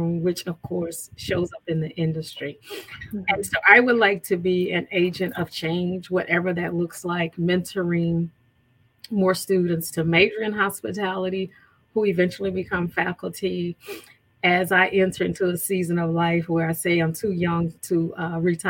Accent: Louisiana, United States; moved away as an adult; now in Virginia, United States; Born and raised.

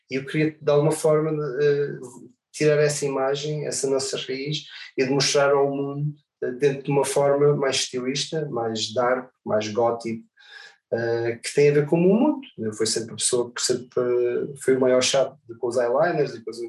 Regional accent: Portugal; toda a experiência que eu tive não, não é normal para ninguém, quanto mais vim de Portugal.

